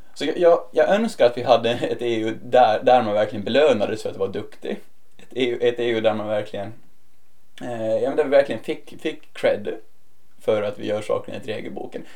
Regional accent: Åland Islands; moved away as an adult; now in Brussels, Belgium; jag kommer få vara hemma på Åland lite oftare.

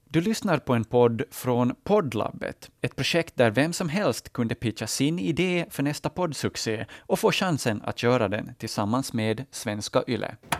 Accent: Ostrobothnia, Finland; moved away as an adult; now in Åland, Finland; Ursprungligen så är vi alltså inte ålänningar utan jag är då från Österbotten

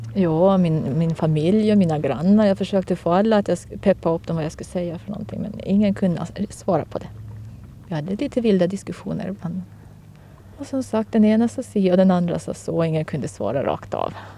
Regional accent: Kökar, Åland Islands; är född och uppvuxen på Kökar

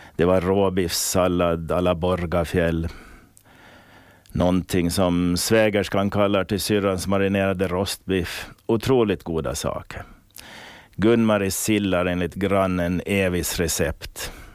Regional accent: Åland Islands; Jag var den första från Åland

